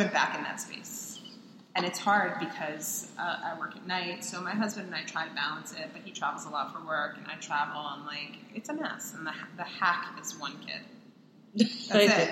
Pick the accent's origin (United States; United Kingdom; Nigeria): United States; Long Island, New York; I'm Jewish. I'm from New York